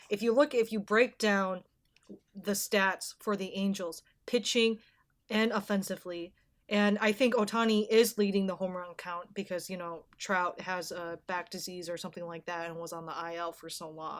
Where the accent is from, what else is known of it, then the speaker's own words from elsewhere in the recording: Minnesota, United States; I'm from Minnesota